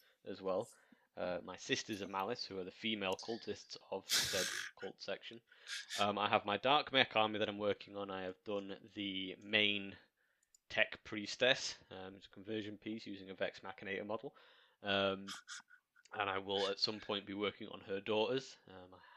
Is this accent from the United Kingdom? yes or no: yes; Welsh, Wales, United Kingdom; I'm Welsh